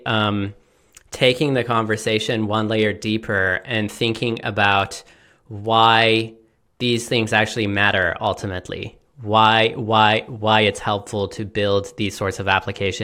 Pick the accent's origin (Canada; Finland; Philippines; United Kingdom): Canada; I'm also Canadian